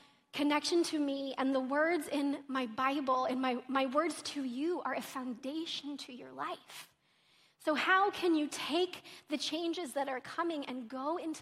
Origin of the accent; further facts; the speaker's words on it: Oklahoma, United States; I'm from Oklahoma